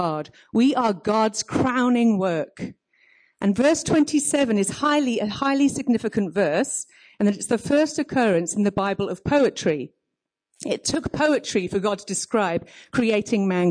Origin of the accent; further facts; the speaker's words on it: United Kingdom; moved away as an adult; now in Cape Town, South Africa; I'm from Cape Town, but you can tell I'm not from Cape Town with my accent. I'm actually British.